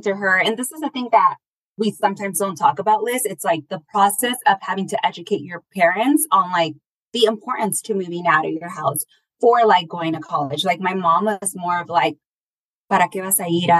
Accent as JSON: {"language": "English", "town": "Stockton", "region": "California", "country": "United States", "tie": "born or raised there", "moved": "yes", "lives_now": "Michoacán, Mexico", "said": "I was born in Stockton, California"}